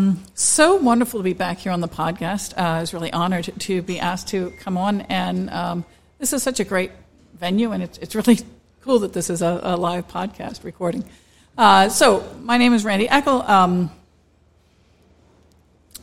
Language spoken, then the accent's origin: English; Delaware, United States; also born or lived in North Carolina; I'm originally from Delaware.